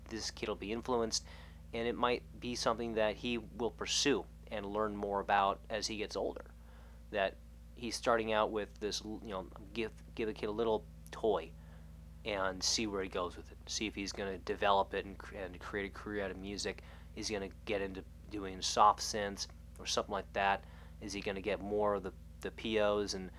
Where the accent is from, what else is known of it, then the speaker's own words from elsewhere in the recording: United States; being an American, because we don't have that culture out here.